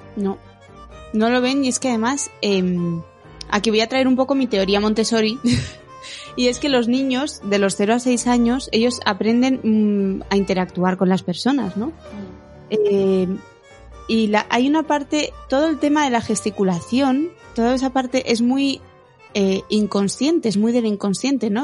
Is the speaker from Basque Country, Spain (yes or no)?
yes; Bilbao, Basque Country, Spain; soy de Bilbao y Bilbao es un sitio frío, y húmedo.